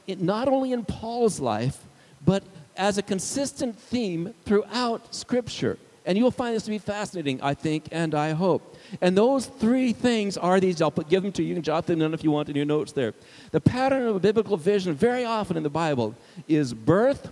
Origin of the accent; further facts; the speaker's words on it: Arizona, United States; also born or lived in Indiana; I was from Arizona